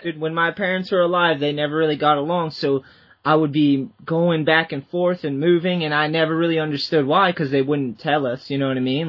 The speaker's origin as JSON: {"language": "English", "town": "Boston", "region": "Massachusetts", "country": "United States", "said": "I'm from the Boston area, so I always knew Jerry Fowler"}